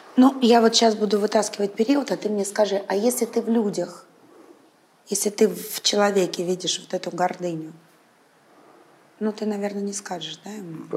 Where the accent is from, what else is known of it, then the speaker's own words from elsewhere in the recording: Saint Petersburg, Russia; я родилась в Ленинграде, выросла в Санкт-Петербурге